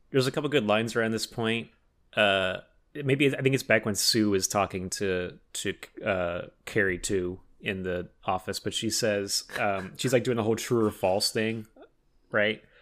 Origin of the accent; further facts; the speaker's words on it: Oxnard, California, United States; now in Los Angeles, United States; my hometown of Oxnard